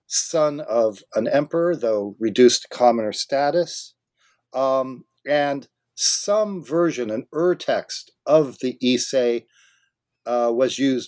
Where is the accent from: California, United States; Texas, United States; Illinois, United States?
California, United States; Japanese studies, I grew up in Southern California.